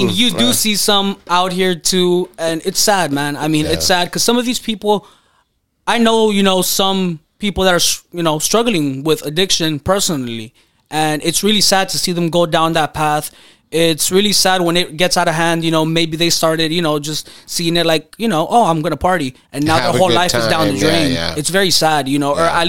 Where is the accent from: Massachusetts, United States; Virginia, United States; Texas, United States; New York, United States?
Texas, United States; McAllen; now in North Hollywood, United States; McAllen, Texas.